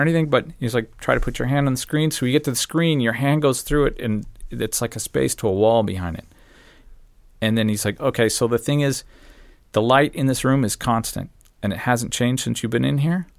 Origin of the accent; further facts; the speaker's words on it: Phoenix, Arizona, United States; I grew up in Phoenix.